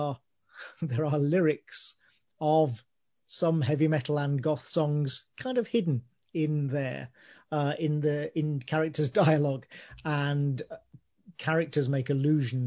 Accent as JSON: {"language": "English", "area": "a small town outside Birmingham", "region": "West Midlands", "country": "United Kingdom", "tie": "born or raised there", "said": "I was born in Birmingham, but I grew up in a small town outside Birmingham"}